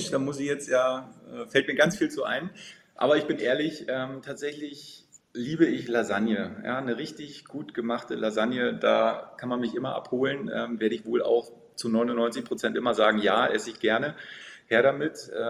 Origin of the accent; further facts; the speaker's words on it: Potsdam, Brandenburg, Germany; now in Berlin, Germany; Ich komme gebürtig aus Potsdam, aus äh, der schönen Landeshauptstadt äh